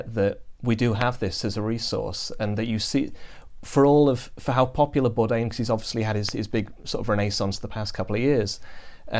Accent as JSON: {"language": "English", "country": "United Kingdom", "said": "As a British person"}